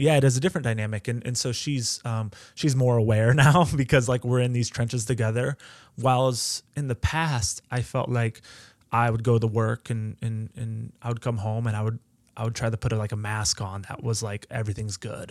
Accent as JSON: {"language": "English", "town": "Edgerton", "region": "Ohio", "country": "United States", "tie": "born or raised there", "said": "I grew up in Edgerton"}